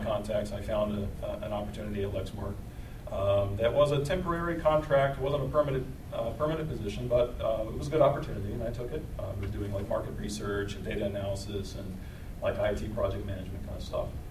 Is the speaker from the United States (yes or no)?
yes; Lexington, Kentucky, United States; I'm from Lexington originally